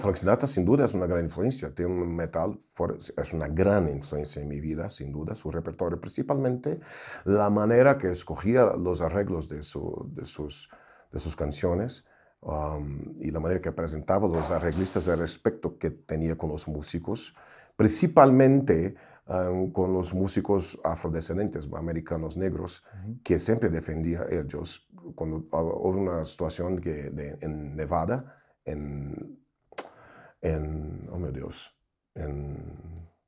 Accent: Brazil; Spanish is a second language; yo soy brasileño

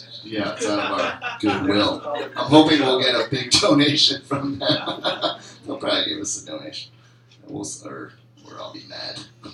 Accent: Cleveland, Ohio, United States; Because I'm from Cleveland.

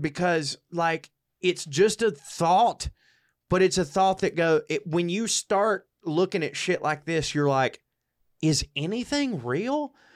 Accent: the South, United States; I grew up in the South, a white male

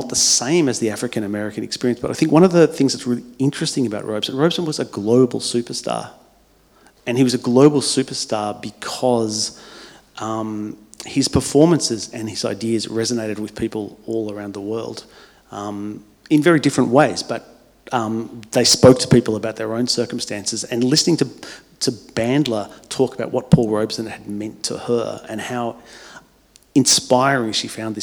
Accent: Australia; I'm an Australian and I'm a white Australian

